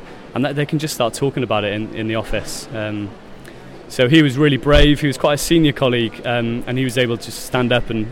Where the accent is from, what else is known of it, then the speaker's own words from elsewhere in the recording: South Wales, United Kingdom; as a boy growing up in South Wales